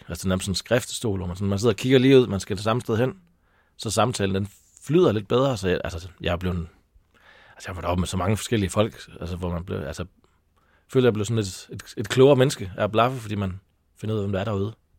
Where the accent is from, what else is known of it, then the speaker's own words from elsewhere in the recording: Taulov, between Kolding and Fredericia, Southern Denmark, Denmark; also born or lived in North Jutland / Copenhagen / Aarhus; now in Sorø, Denmark; Men jeg er fra Tavler mellem Kolding og Fredericia